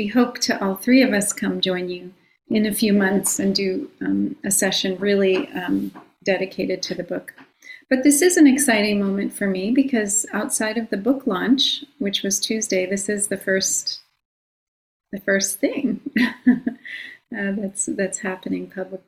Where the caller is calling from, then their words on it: Long Island, New York, United States; I'm calling in from Long Island, the land of the Munsee, Lenape, and Merrick peoples.